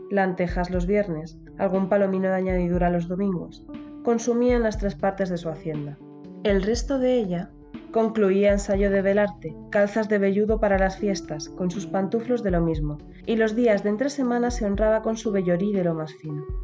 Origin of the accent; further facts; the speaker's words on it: Spain; nos cuesta, me cuesta a mí que soy española